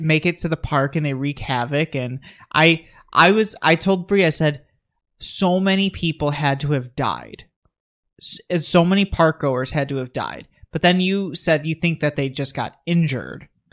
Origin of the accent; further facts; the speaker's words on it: United States; I'm an American